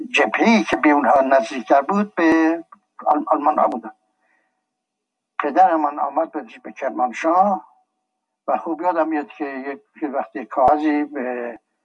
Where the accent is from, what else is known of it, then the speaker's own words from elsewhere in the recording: Tehran, Tehran Province, Iran; also born or lived in Shiraz; در تهران 1283 در تهران محله چال میدون بازار آهنگرها خونم خونم بود من در یک خانواده متوسط به دنیا آمدم